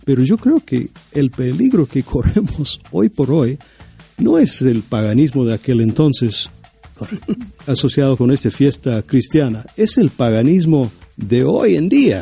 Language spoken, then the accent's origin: Spanish; United States; yo soy estadounidense